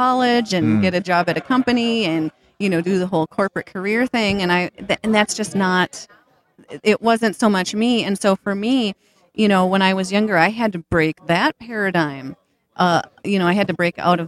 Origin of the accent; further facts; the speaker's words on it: St. Paul, Minnesota, United States; I grew up right across the river in St. Paul